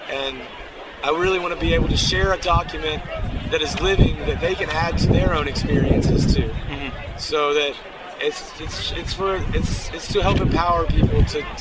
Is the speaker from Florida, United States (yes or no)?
yes; Tampa, Florida, United States; I'm from Tampa, Florida.